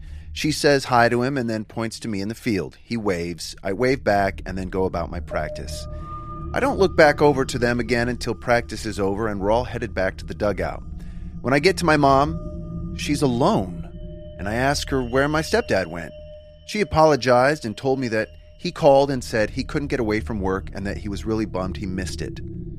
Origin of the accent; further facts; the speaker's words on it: Huntington Beach, California, United States; I grew up in Huntington Beach, and my parents were huge Anaheim Angels fans